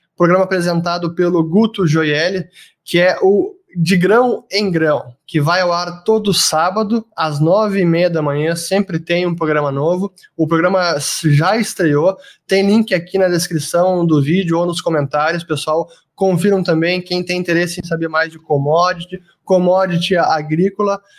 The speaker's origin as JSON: {"language": "Portuguese", "country": "Brazil", "said": "Como brasileiro"}